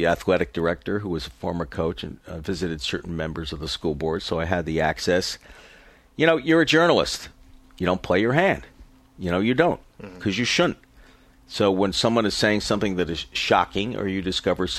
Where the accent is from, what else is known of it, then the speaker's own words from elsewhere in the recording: New York City, New York, United States; I'm from New York City and had a life of extreme embarrassing privilege